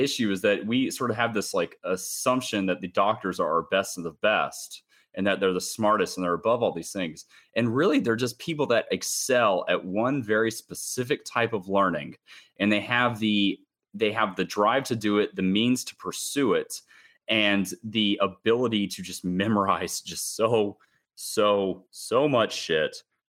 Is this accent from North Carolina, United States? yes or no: yes; Charlotte, North Carolina, United States; also born or lived in Atlanta; I was born in Atlanta, like, you know, and I grew up in Charlotte